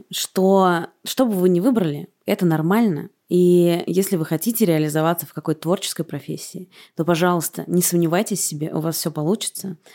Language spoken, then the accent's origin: Russian; Nizhny Novgorod, Nizhny Novgorod Oblast, Russia; да, я из Нижнего про Волгу могу